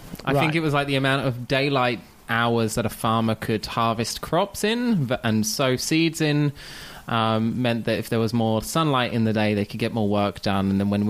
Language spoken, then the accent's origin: English; London, United Kingdom; moved away as an adult; now in Australia; So I'm from London.